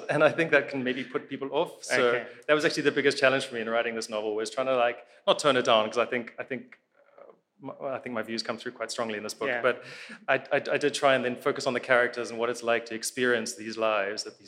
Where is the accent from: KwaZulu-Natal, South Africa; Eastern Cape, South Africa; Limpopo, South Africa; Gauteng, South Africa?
Gauteng, South Africa; Johannesburg; I grew up in Joburg, we don't get a lot of nature